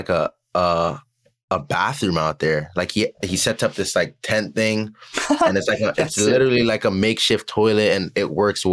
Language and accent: English; Florida, United States; I'm from Florida